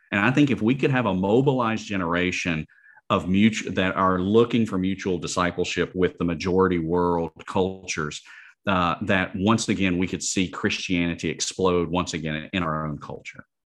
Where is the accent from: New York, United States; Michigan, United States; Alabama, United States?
Alabama, United States; the University of Alabama, uh, my home state